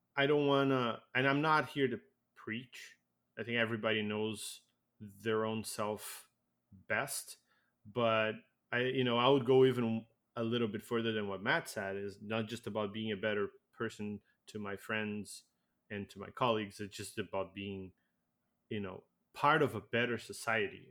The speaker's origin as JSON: {"language": "English", "country": "Brazil", "moved": "yes", "lives_now": "Canada", "said": "I came from Brazil"}